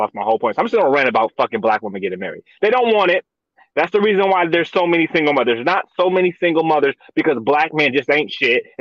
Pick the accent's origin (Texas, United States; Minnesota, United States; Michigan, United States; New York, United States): Minnesota, United States; I'm from Minnesota